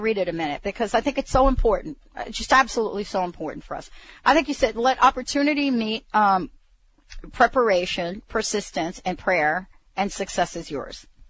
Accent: New York, United States; now in Bothell, Washington, United States; I'm one of these kids that grew up understanding and, and having fireworks in my life, especially growing up in New York

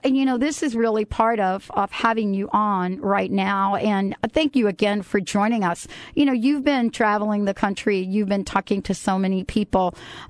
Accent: New Jersey, United States; I'm from Jersey.

